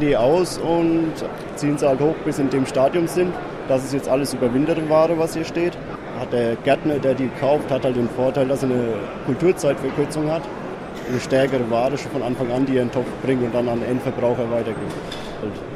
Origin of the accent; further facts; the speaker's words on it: Germany; Wir kommen aus der Rhön, das ist in der Mitte von Deutschland